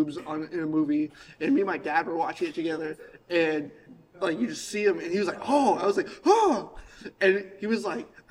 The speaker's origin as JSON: {"language": "English", "country": "Germany", "tie": "born or raised there", "said": "I was born in Germany in the 90s."}